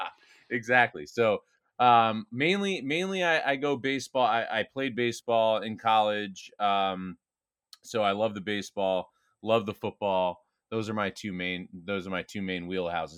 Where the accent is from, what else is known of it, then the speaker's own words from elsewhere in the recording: New Jersey, United States; I grew up in New Jersey